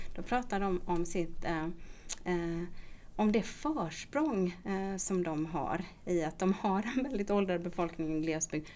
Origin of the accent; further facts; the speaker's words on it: Småland, Sweden; accent: Småland dialect; also born or lived in Gothenburg, Sweden; now in Stockholm, Sweden; min dialekt. För den hörs nämligen precis när jag pratar att jag kommer från Småland